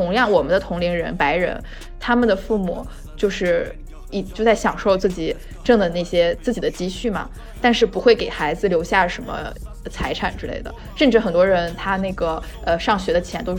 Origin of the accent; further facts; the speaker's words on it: Shandong, China; moved away as an adult; also born or lived in Chengdu; 因为我自己是来自山东的，